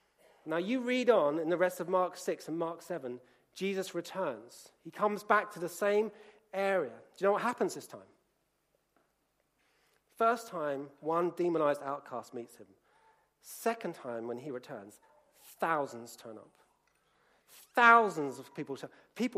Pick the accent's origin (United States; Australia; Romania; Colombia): Colombia; I grew up in Colombia.